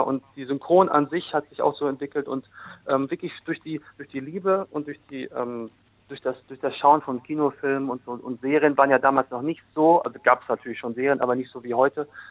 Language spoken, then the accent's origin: German; Dortmund, North Rhine-Westphalia, Germany; now in Essen, Germany; gebürtig Dortmund, jetzt wohnhaft in Essen. Also ich bin ein Ruhrgebietskind